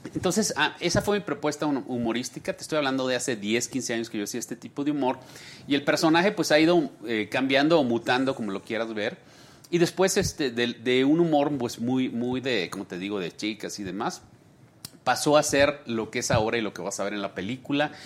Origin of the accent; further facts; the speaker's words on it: Sonora, Mexico; also born or lived in Monterrey; now in Mexico City, Mexico; yo soy sonorense.